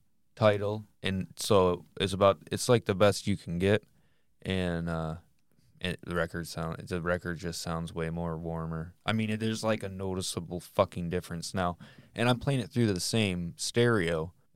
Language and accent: English; Michigan, United States; You know, we're from Northern Michigan.